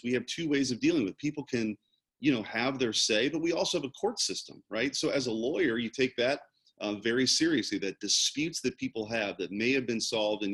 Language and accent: English; St. Louis, Missouri, United States; I was the first person in my family growing up in North St. Louis County in a pretty blue collar background to go to college right out of high school